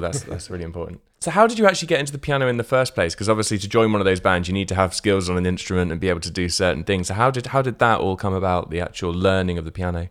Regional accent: Portsmouth, South East England, United Kingdom; the north of the city where I grew up in Portsmouth

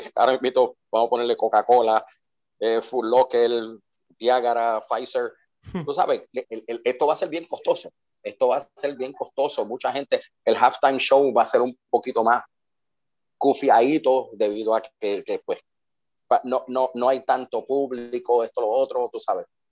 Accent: Puerto Rico; Somos analistas puertorriqueños

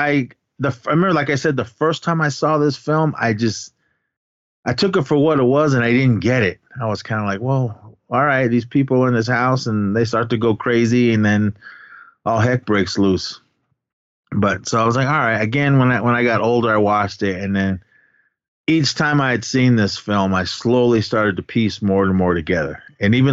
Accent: Oakland, California, United States; my hometown in Oakland, yes. California

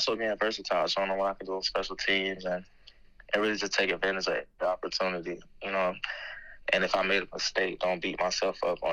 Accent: Florida, United States; I grew up a Florida State fan and I'm from Florida.

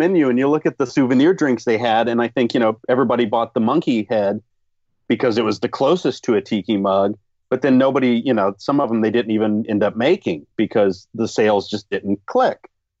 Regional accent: Florida, United States; I grew up in Florida.

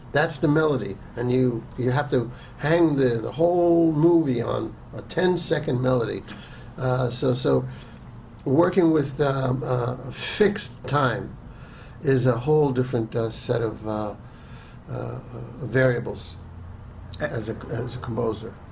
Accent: New York City, New York, United States; growing up in New York City, uh, in my teens

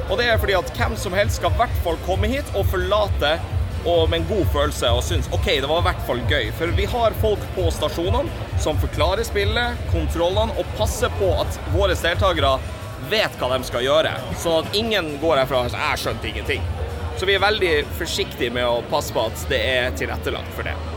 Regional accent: Tromsø, Troms, Norway

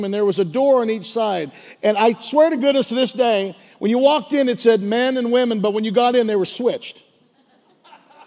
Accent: Pittsburgh, Pennsylvania, United States; moved away as an adult; now in Delaware, United States; I was from Pittsburgh

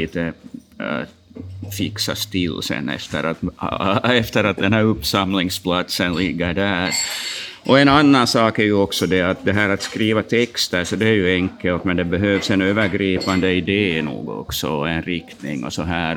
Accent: Turku, Southwest Finland, Finland; also born or lived in Jakobstad, Finland / Vaasa, Finland; vi flyttade ju, familjen flyttade till Åbo när jag var ganska liten.

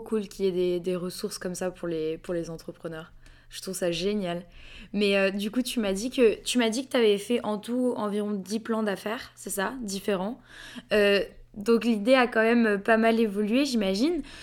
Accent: France; je suis française.

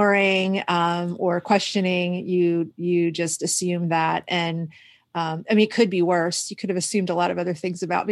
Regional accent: Houston, Texas, United States; now in Washington, United States; I grew up in Houston

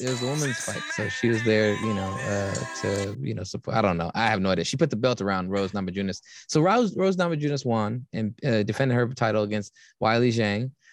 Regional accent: Berkeley, California, United States; growing up around Cal my whole life

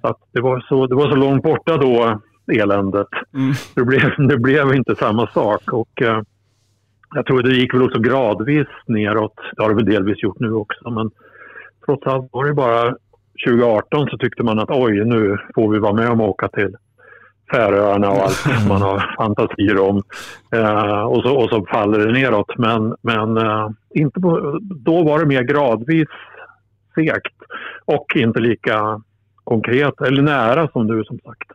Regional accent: Alnö, Västernorrland County, Sweden; började åka själv in från Alnö där jag växte upp för att se matcher

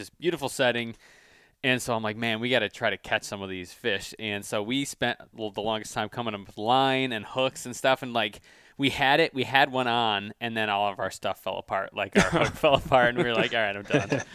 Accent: Michigan, United States; we're from Michigan

